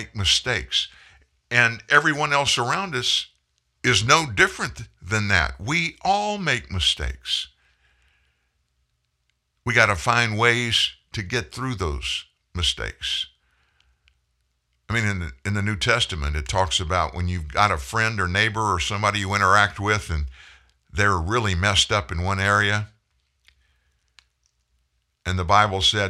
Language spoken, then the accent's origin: English; United States; I'm an American.